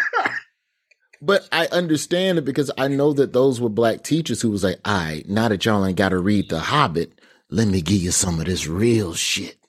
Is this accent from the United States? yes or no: yes; Birmingham, Alabama, United States; growing up in Birmingham